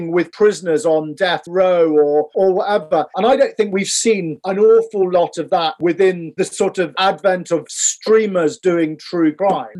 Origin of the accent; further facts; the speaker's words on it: Scotland, United Kingdom; we're from Scotland